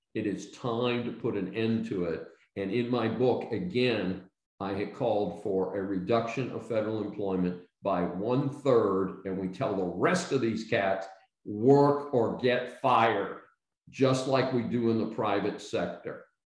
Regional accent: United States; I'm an American

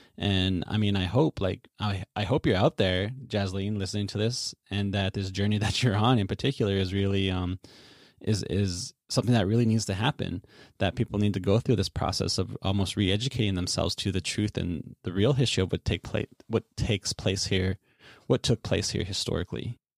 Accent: Saskatchewan, Canada; growing up in Treaty 6 territory, we heard very similar narratives around treaty, around nationhood, around the Canadian project to assimilate and colonize us and how it's been ongoing.

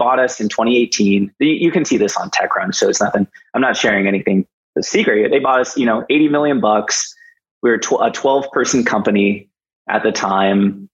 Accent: United States; being an American

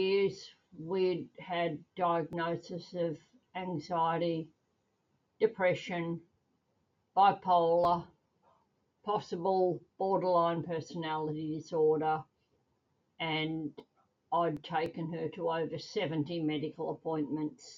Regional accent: Australia; I'm a mum from Australia.

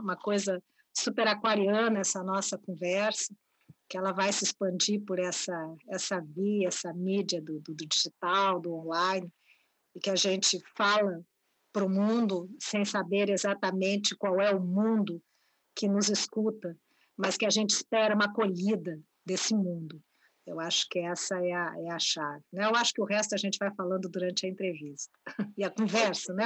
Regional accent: Porto Alegre, Rio Grande do Sul, Brazil; nasci, vivo e trabalho em Porto Alegre, a partir de Porto Alegre, Rio Grande do Sul, onde construí minha trajetória

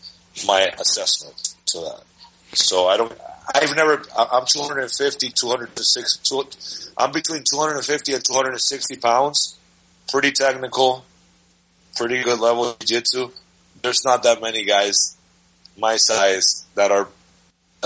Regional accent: Dominican Republic; moved away; I'm from the Dominican Republic

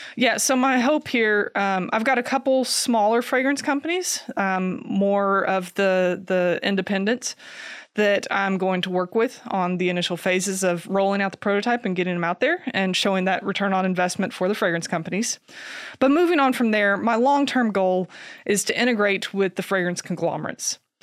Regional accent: Kentucky, United States; I grew up here in Kentucky

